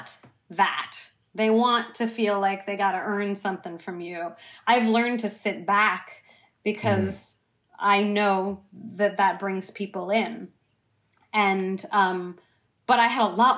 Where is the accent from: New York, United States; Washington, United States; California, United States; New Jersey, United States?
California, United States; San Francisco; I grew up in San Francisco